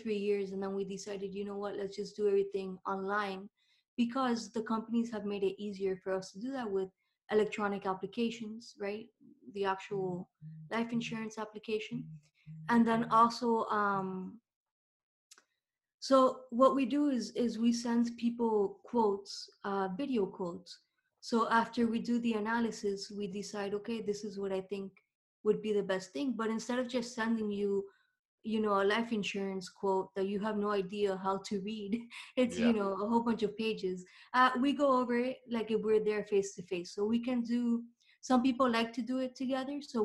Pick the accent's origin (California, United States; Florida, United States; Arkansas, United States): Florida, United States; Miami; I was born here in Miami, but I'm half Cuban, half Argentinian.